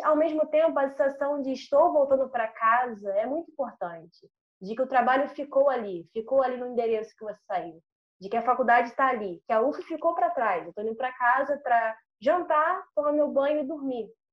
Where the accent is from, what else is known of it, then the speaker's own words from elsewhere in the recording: Rio de Janeiro, Brazil; Sou nascida e criada no MEI, aqui na Zona Norte do Rio